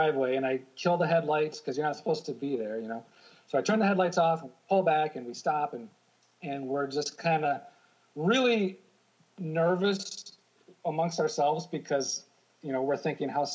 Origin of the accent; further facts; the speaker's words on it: Michigan, United States; now in New York, United States; I grew up in Michigan